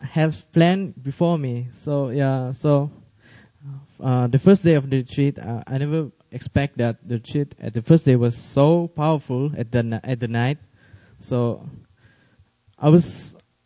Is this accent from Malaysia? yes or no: yes; Malaysia; now in Seoul, South Korea; I'm from Malaysia